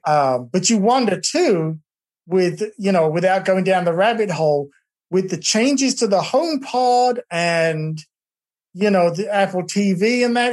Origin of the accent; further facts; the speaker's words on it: England, United Kingdom; now in Texas, United States; my family back in England